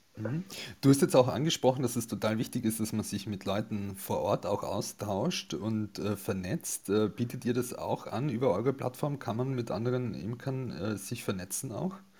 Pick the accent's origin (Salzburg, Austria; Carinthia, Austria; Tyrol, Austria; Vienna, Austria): Carinthia, Austria; moved away; bin ja eigentlich ursprünglich aus Kärnten, ähm, komme vom Land